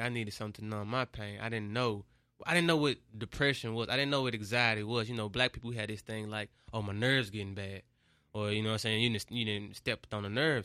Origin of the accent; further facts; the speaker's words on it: Memphis, Tennessee, United States; I'm from Memphis, Memphis is one of the cities that's, like, got the most poverty